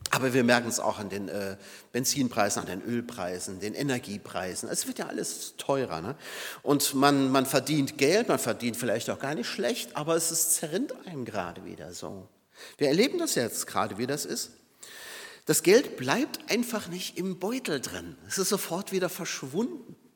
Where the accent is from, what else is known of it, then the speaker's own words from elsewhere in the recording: Saarbrücken, Saarland, Germany; Und ich weiß es aus meiner Heimat Saarbrücken, ähm, die, die Stadt lag ja wirklich in Schutt und Asche.